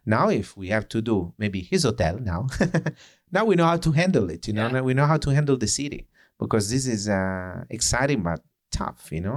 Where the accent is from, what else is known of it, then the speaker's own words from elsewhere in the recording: Italy; accent: Italian; English is a second language; moved away as an adult; now in New York, United States; with the flavor as my accent, you know, with the flavor of the say Italian or European